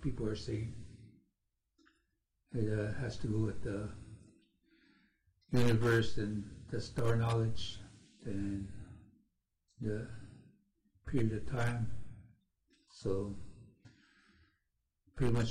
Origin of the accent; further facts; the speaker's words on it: Cheyenne River Reservation, South Dakota, United States; I am from Cheyenne River Reservation in South Dakota